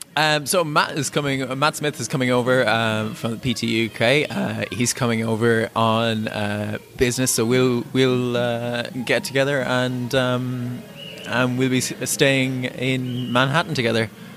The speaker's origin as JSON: {"language": "English", "town": "Norwich", "region": "East of England", "country": "United Kingdom", "said": "I'm from Norwich"}